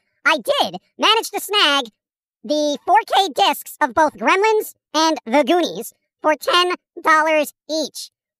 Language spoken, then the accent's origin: English; England, United Kingdom; Because I'm English, I should be all like, oh, 007, like I got a valid opinion on it, you know?